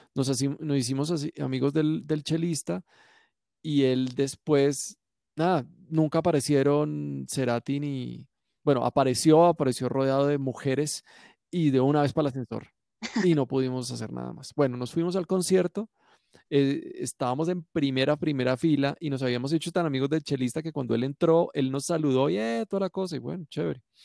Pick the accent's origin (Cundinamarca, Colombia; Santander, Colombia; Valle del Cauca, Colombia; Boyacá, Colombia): Valle del Cauca, Colombia; Cali; yo soy caleño